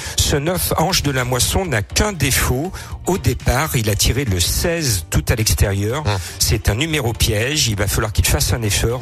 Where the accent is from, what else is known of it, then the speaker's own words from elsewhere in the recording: Lyon, Auvergne-Rhône-Alpes, France; comme on est lyonnais